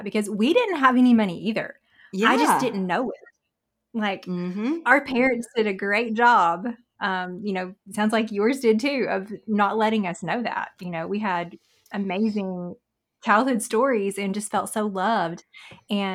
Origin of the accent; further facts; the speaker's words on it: Southern US, United States; accent: Southern; our Southern accent